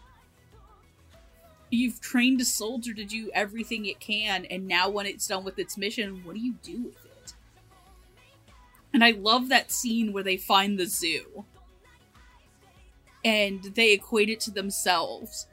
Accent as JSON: {"language": "English", "country": "United States", "said": "as an American"}